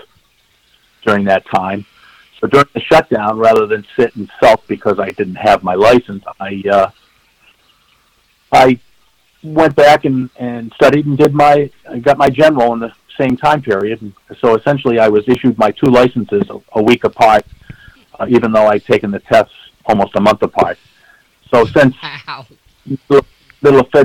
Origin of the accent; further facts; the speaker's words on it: Lynnfield, Massachusetts, United States; I grew up in the North Shore of Massachusetts in Lynnfield